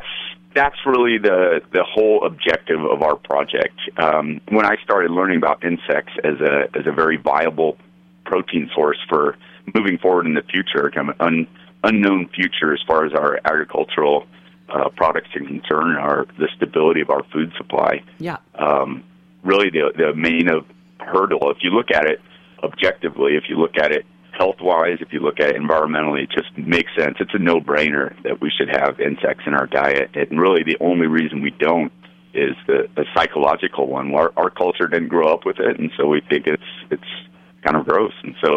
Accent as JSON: {"language": "English", "region": "Arizona", "country": "United States", "tie": "born or raised there", "also_born_or_lived": "California / Colorado", "lives_now": "Utah, United States", "said": "Kind of all over the West. I grew up in Arizona, lived in California, lived in Colorado, and now I'm in Utah, yeah."}